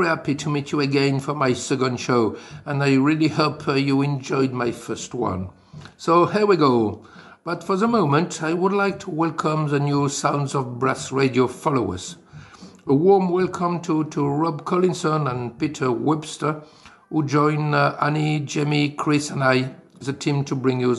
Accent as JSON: {"language": "English", "country": "France", "accent": "French", "second_language": "English", "said": "with my lovely French accent"}